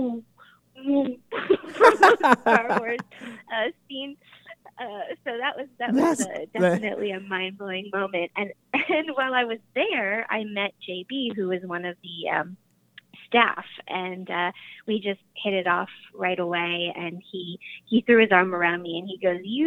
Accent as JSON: {"language": "English", "region": "Hawaii", "country": "United States", "said": "I'm from Hawaii"}